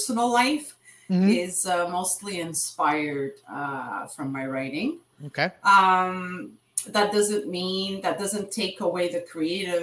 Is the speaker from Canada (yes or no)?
yes; Montreal, Quebec, Canada; I was born and raised here in Montreal. I'm of Italian origin.